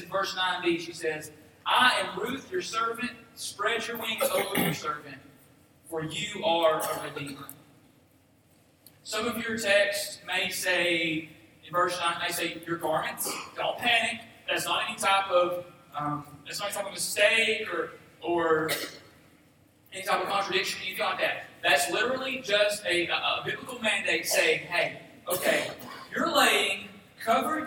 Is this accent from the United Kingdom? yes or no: no; Boaz, Alabama, United States; I'm from Boaz, Alabama